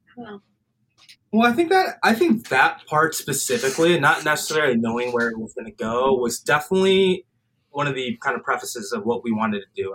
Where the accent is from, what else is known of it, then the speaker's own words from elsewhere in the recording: Highland Park, Illinois, United States; I grew up in Highland Park, suburb of Chicago